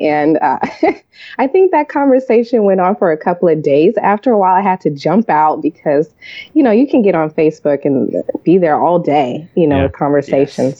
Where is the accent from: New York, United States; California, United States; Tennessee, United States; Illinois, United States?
California, United States; i grew up in california